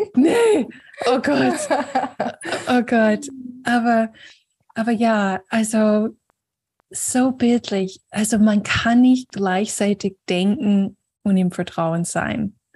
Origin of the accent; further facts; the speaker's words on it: Florida, United States; moved away; in den USA, und Florida, wo ich aufgewachsen bin